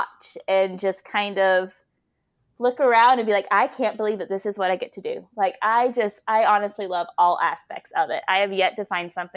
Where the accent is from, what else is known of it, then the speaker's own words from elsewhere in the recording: Fort Mill, South Carolina, United States; moved away; I love that I'm getting to do this in my hometown. Like, I will be totally honest, like growing up here in Fort Mill